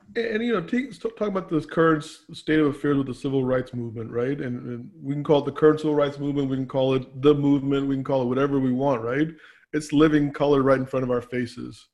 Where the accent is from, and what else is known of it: Annandale, Virginia, United States; born or raised there; also born or lived in Pakistan